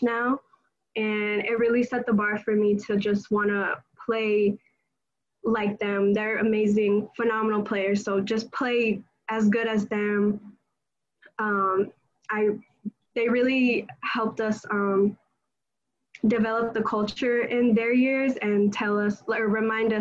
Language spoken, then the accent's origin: English; California, United States; moved away as an adult; we're both from California